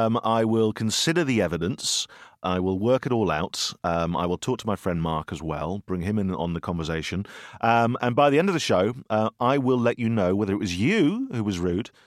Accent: United Kingdom; And as a British man, you know, it's very awkward, isn't it, to touch another man?

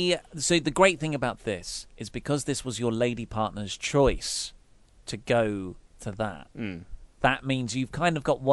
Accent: Kent, South East England, United Kingdom; I'm from Kent

